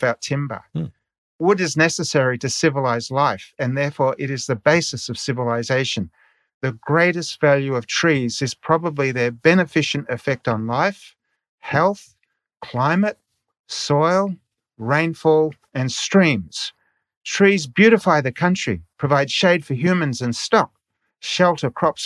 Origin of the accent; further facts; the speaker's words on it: Australia; moved away as an adult; also born or lived in Niger; In my childhood, growing up in Australia